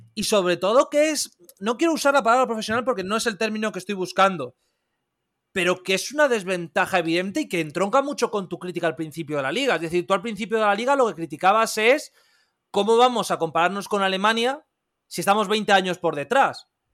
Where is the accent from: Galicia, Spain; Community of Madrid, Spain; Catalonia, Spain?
Community of Madrid, Spain; Madrid; yo soy de Madrid, yo vivo en Madrid